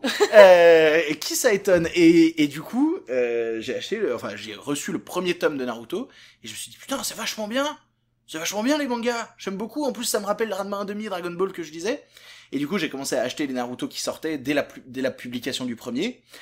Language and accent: French; Vienne, Auvergne-Rhône-Alpes, France; j'ai grandi juste à côté de Lyon, dans une petite ville qui s'appelle Vienne